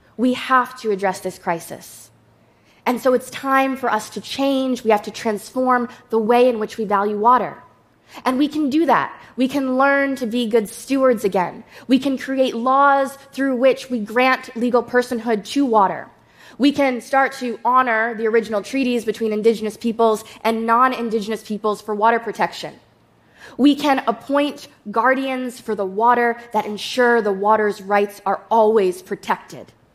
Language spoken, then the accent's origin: English; Shinnecock Nation, New York, United States; I'm from the Shinnecock Nation